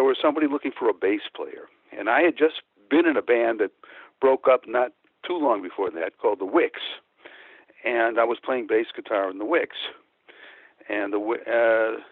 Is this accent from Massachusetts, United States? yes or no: no; Chicago, Illinois, United States; also born or lived in Pecos, Texas; now in California, United States; I grew up in Chicago, so I don't sound like I'm from Texas